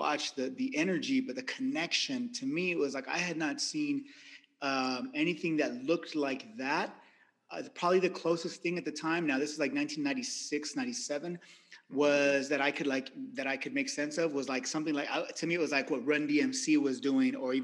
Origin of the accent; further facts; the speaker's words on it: Visalia, California, United States; also born or lived in Long Beach; I was a kid from Visalia, California, you know, where Main Street was called Main Street